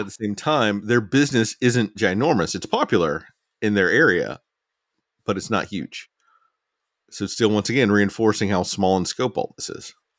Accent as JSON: {"language": "English", "region": "Alabama", "country": "United States", "tie": "born or raised there", "said": "a young person growing up in Alabama"}